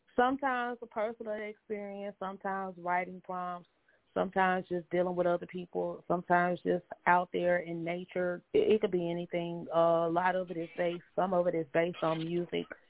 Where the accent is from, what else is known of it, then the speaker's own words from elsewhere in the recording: Monroe, Louisiana, United States; also born or lived in Baton Rouge, Louisiana / New Orleans, Louisiana; I grew up in Monroe and I'm in Monroe now